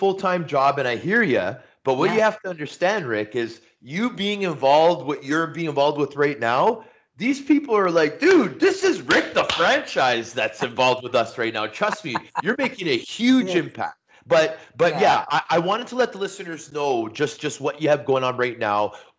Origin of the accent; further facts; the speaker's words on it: Toronto, Ontario, Canada; also born or lived in Vancouver; Yes, I was born in Vancouver, and I lived there till I was 6 years old, and then my family moved to Toronto.